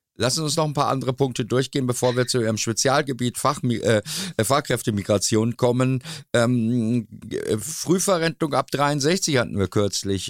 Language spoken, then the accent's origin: German; Dortmund, North Rhine-Westphalia, Germany; bei uns in Dortmund